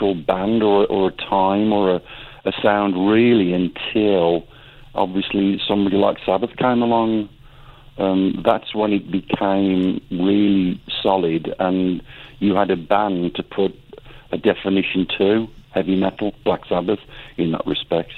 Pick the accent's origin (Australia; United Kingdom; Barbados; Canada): United Kingdom; being a British metalhead